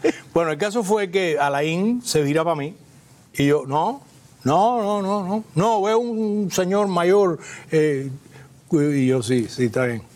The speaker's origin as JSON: {"language": "Spanish", "country": "Cuba", "said": "siendo cubanos todos"}